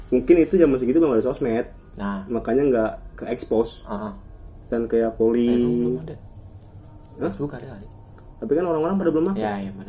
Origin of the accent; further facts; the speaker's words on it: Depok, West Java, Indonesia; kita kita sebagai orang Depok ya selalu ngad, ngadepinnya kayak main satu babi ngepet